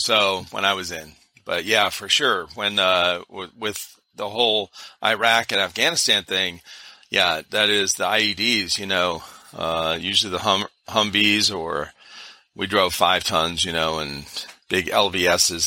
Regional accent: Cleveland, Ohio, United States; I grew up in Cleveland area, Cleveland, Ohio

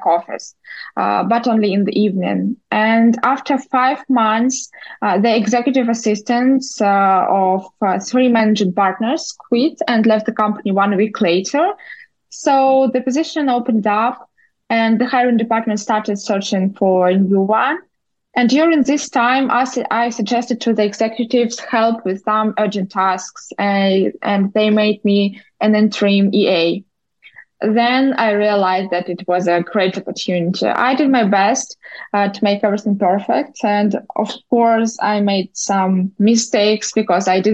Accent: Moscow, Russia; moved away as an adult; also born or lived in Moldova; now in New York City, United States; Originally, I'm from Moldova. I was born there, but in my childhood, my parents decided to move to Russia. So I grew up in Moscow

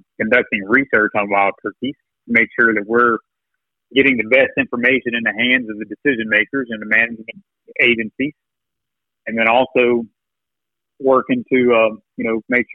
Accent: Bourbon Country, Central Kentucky, United States; I grew up in Central Kentucky, in right around Bourbon Country

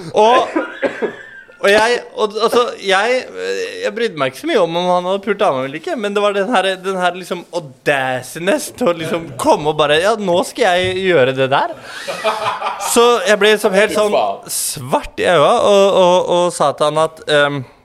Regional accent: Skien, Telemark, Norway; moved away; also born or lived in Tromsø / Oslo; Jeg er fra Gulset

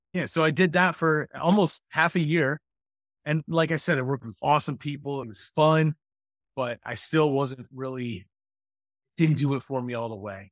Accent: Mendota, Illinois, United States; I grew up in, uh, Mendota, Illinois

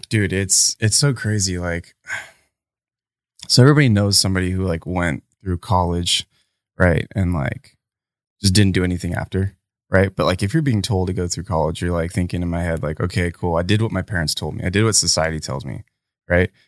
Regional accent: United States; me being American and privileged

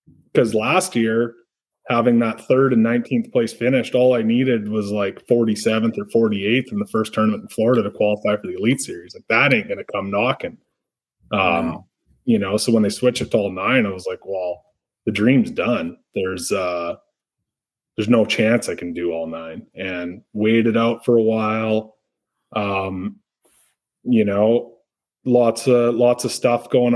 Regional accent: Canada; I'm from Canada

